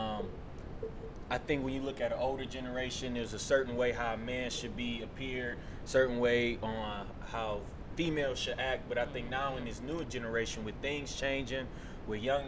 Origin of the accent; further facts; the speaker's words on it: Detroit, Michigan, United States; moved away as an adult; also born or lived in Cleveland, Ohio; now in Houston, United States; I'm actually from Detroit, Michigan. So I'm a Midwestern